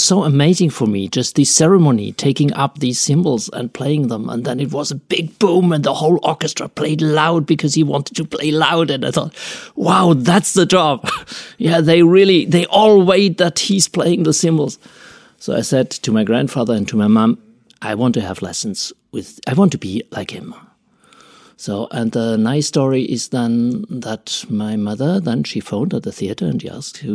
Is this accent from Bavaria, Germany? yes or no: no; Freiburg, Baden-Württemberg, Germany; English is a second language; also born or lived in Paris; I come from Freiburg here. That's my hometown. I grew up in a small village nearby